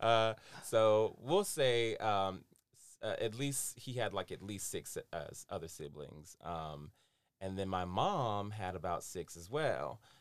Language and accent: English; North Carolina, United States; born and raised in North Carolina, which makes me a Southern boy at heart